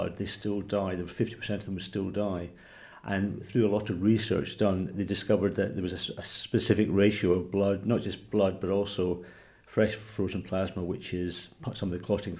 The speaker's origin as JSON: {"language": "English", "region": "Scotland", "country": "United Kingdom", "tie": "born or raised there", "also_born_or_lived": "Manchester / Blackpool", "moved": "as an adult", "said": "I grew up in Scotland"}